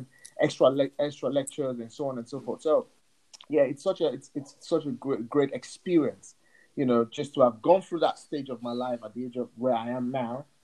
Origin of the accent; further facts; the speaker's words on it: Nigeria; English is a second language; moved away as an adult; now in United Kingdom; I was born and raised back in Africa.